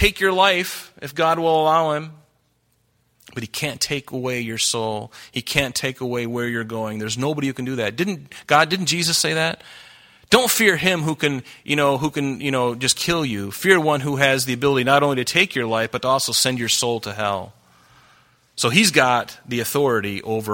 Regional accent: United States; I'm American

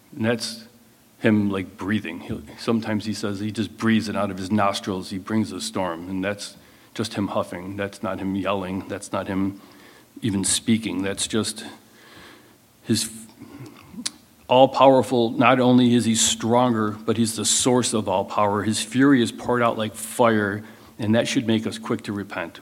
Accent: United States; as Americans

